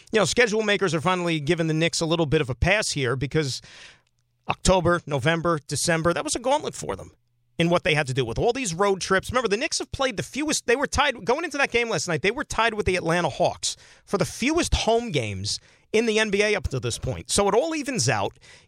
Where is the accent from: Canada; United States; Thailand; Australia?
Canada; Saskatchewan; I'm from Saskatchewan, born and raised. What's that about?